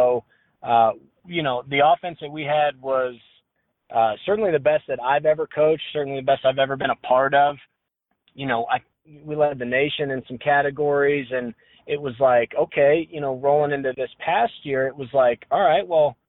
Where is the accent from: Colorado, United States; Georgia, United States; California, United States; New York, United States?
Colorado, United States; I grew up in Colorado, played high school baseball at Columbine for my old man